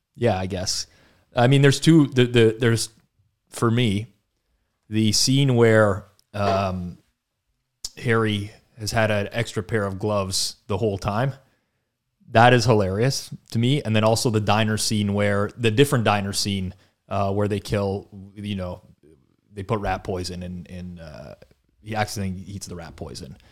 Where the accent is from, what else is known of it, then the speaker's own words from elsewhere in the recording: Canada; growing up in Canada